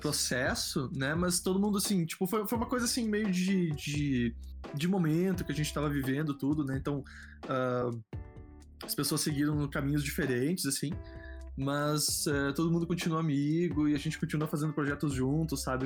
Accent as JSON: {"language": "Portuguese", "region": "Rio Grande do Sul", "country": "Brazil", "moved": "yes", "said": "Eu sou do Rio Grande do Sul, né? morava no Rio Grande do Sul"}